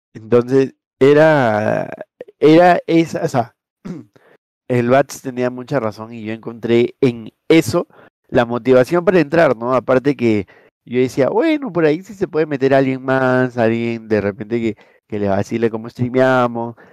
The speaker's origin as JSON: {"language": "Spanish", "country": "Peru", "said": "nosotros somos de Perú"}